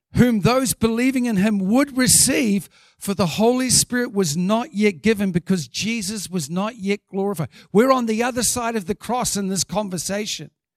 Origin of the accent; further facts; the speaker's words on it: New Zealand; as a Kiwi